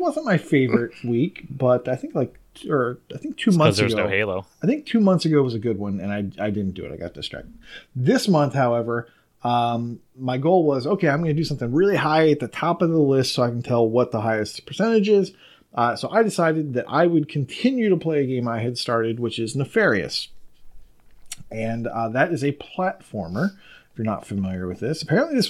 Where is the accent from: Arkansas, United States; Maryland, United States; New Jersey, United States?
Maryland, United States; I am from Maryland.